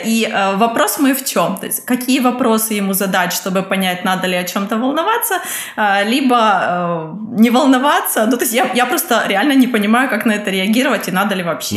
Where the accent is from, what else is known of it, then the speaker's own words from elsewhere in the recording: Kyiv, Ukraine; moved away as an adult; now in Germany; я из Украины. Но временно живу в Германии